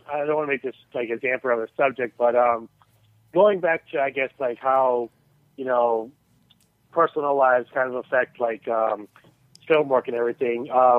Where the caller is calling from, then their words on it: Chicago, Illinois, United States; calling from Chicago.